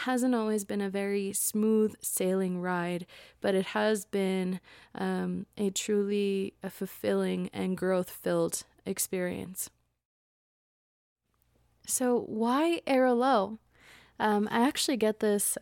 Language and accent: English; United States; I was born and raised in the United States into a family of immigrants.